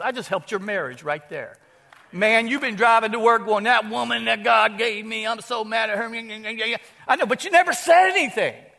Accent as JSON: {"language": "English", "town": "Houston", "region": "Texas", "country": "United States", "tie": "born or raised there", "also_born_or_lived": "Dallas, Texas", "moved": "as an adult", "lives_now": "Opelousas, United States", "said": "Houston, my hometown."}